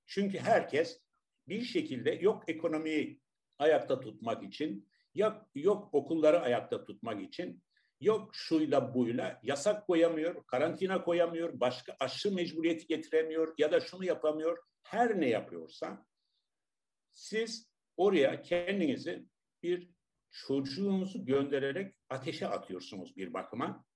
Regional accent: Tarsus, Mersin, Turkey; ben Tarsus doğumluyum.

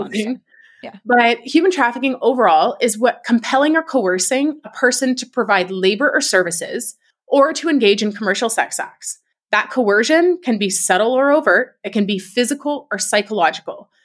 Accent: Canada; I'm from Canada

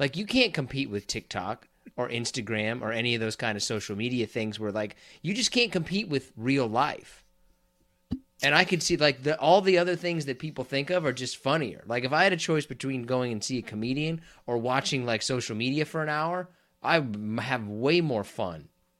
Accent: Kansas, United States; I'm also from Kansas

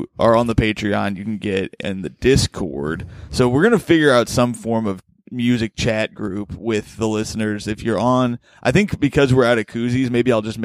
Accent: Indiana, United States; I'm from Indiana

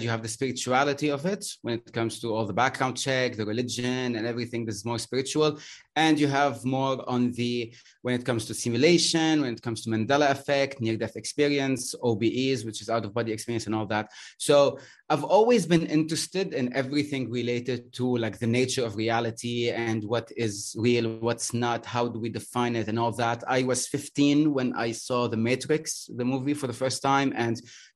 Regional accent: Lebanon; I'm Lebanese. I'm from the Arab world.

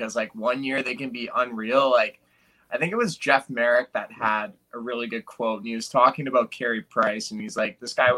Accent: Calgary, Alberta, Canada; moved away; I'm from Calgary

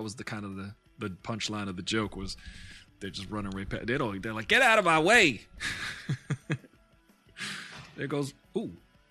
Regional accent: Canada; Like, I'm Canadian.

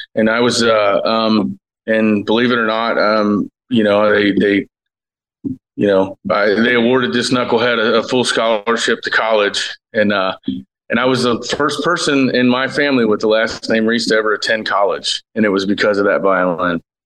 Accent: Cincinnati, Ohio, United States; I'm born and raised in Cincinnati, Ohio

